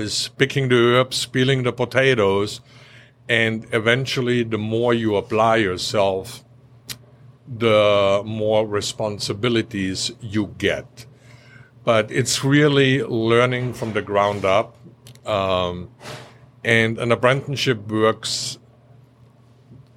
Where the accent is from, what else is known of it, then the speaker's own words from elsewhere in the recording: Austria; also born or lived in Orlando; now in North Carolina, United States; I grew up in a very small village in Austria